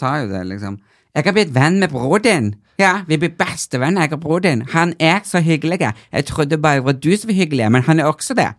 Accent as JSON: {"language": "Norwegian", "area": "Tysfjord", "region": "Nordland", "country": "Norway", "said": "jeg er fra Tysfjorden"}